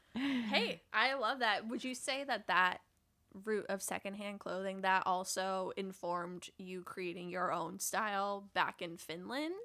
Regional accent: Midwest, United States; now in New York City, United States; I grew up in Midwestern mall culture

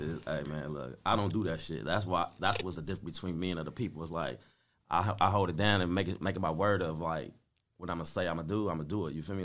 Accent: Compton, California, United States; growing up on Spruce, being in Compton

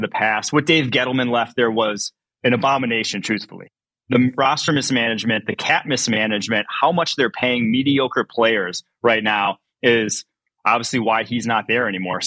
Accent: Milwaukee, Wisconsin, United States; moved away; I'm originally from Milwaukee

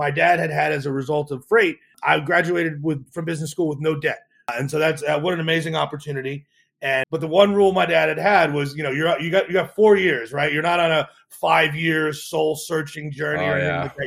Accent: central New Jersey, United States; I grew up in New Jersey.

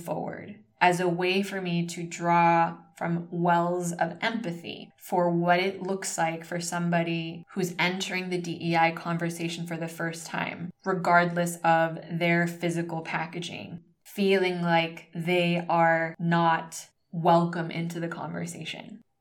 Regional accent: United States; moved away as an adult; now in Spain; growing up as a first generation Filipino American in the United States daughter of immigrants

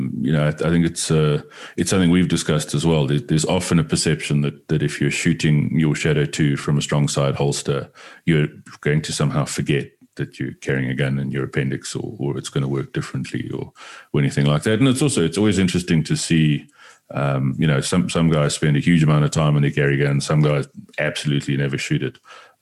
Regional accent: New York City, New York, United States; But I mean, growing up in New York City, it was probably kind of similar as well.

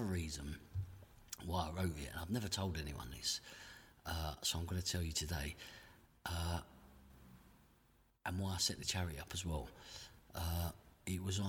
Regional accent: London, United Kingdom; accent: Cockney; I was brought up in Brick Lane

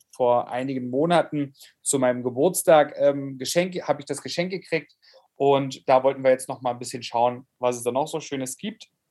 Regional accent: Germany; moved away; ich bin im Urlaub in Lau im Lautzer Seenland. Ähm, wie kann es anders sein? Ähm, in meiner Heimat zur Gegend

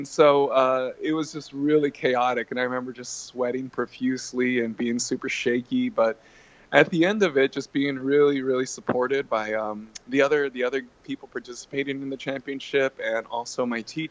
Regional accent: Texas, United States; being born and raised in Texas

